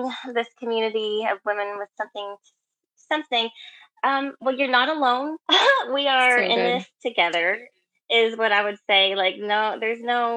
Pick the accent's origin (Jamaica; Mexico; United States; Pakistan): United States; Kentucky; moved away as an adult; also born or lived in Louisville, Kentucky; now in Redmond, United States; I'm from Kentucky